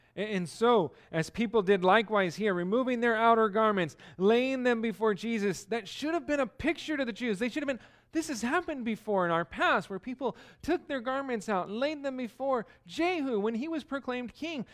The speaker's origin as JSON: {"language": "English", "region": "California", "country": "United States", "moved": "yes", "said": "I'm from California"}